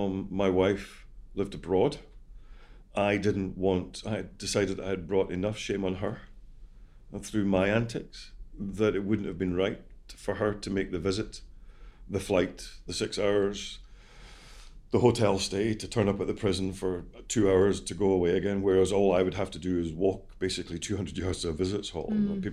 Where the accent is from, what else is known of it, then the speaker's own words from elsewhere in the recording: Scotland, United Kingdom; I'm Scottish.